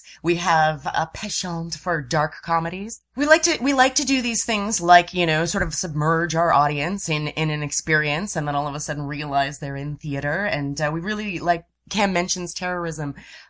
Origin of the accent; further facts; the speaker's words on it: St. Albans, Vermont, United States; moved away as an adult; now in Toronto, Canada; I'm from St. Albans, Vermont, a little border town in northern Vermont. So I came here in 2006